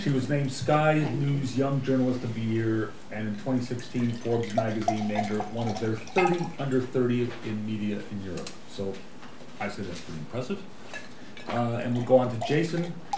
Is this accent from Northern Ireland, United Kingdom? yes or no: yes; Belfast, Northern Ireland, United Kingdom; also born or lived in Dublin, Ireland; now in Paris, France; I was born in Dublin and brought up in Belfast